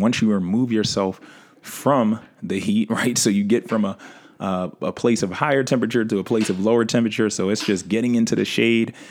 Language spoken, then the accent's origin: English; New York City, New York, United States; my hometown, New York City, right? Where we have a variation of weather